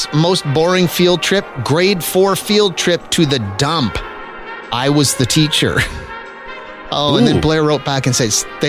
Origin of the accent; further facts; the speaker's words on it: Saskatchewan, Canada; moved away; when I was a kid growing up in Saskatchewan, they were thongs. And I'm of a certain age that a lot of my friends that still live back there